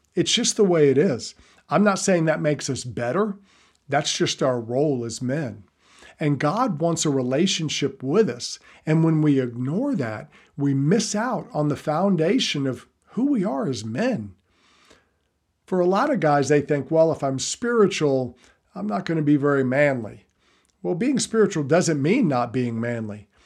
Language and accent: English; the South, United States; I'm from the South